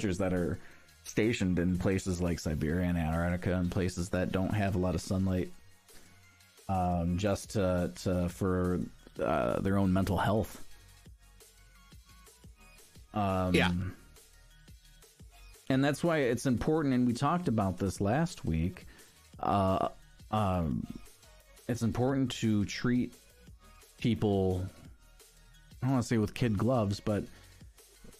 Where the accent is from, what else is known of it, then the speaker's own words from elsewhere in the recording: Michigan, United States; moved away; I grew up in Michigan